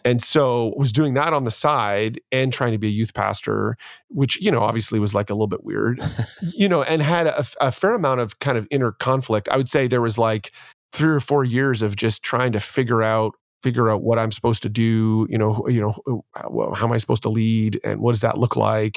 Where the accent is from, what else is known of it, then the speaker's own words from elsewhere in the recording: Ontario, Canada; born and raised in Canada and in Ontario, and my dad was upwardly mobile